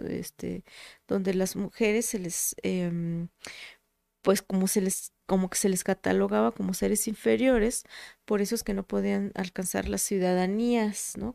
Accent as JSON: {"language": "Spanish", "region": "Tlaxcala", "country": "Mexico", "tie": "born or raised there", "said": "mi acta de nacimiento es de Puebla, pero es que yo siempre he vivido en Tlaxcala, he sido de Tlaxcala"}